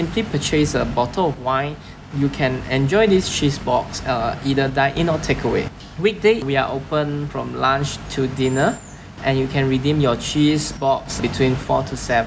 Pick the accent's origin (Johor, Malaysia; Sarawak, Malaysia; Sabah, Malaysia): Johor, Malaysia; Johor Bahru; I'm from Malaysia